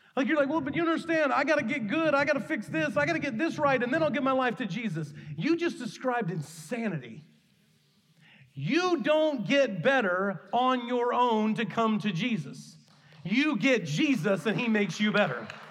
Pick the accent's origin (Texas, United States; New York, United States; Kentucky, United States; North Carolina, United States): Kentucky, United States; the church I grew up in in Kentucky